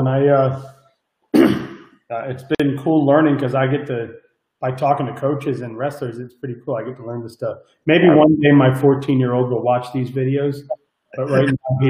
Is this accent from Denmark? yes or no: no; Miami Beach, Florida, United States; I grew up on Miami Beach, but old Miami Beach, right?